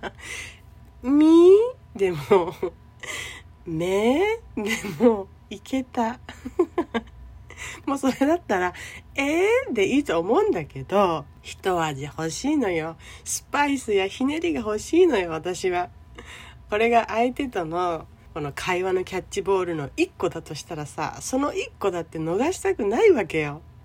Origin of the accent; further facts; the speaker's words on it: Okinawa, Japan; 沖縄生まれ沖縄育ち